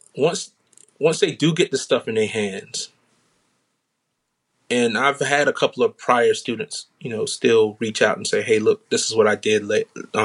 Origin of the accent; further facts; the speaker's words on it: South Carolina, United States; now in Washington, D.C. area, United States; I'm originally from South Carolina